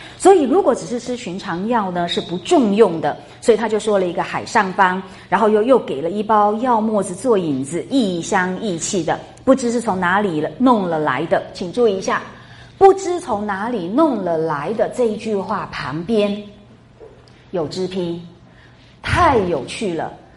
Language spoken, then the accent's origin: Chinese; Taiwan; accent: Taiwanese Mandarin; 我们台湾国语啊，台湾的国语不大有这个儿的发音